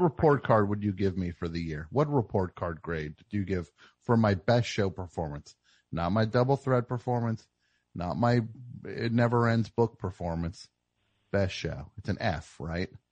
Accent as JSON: {"language": "English", "region": "New Jersey", "country": "United States", "said": "I'm from the Jersey. I got the Jersey strut"}